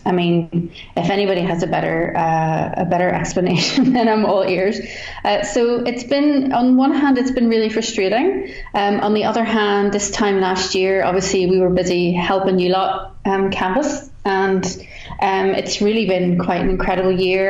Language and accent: English; Northern Ireland, United Kingdom